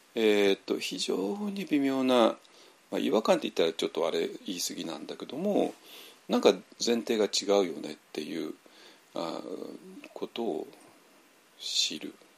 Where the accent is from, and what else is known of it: Japan; moved away as an adult; also born or lived in Myanmar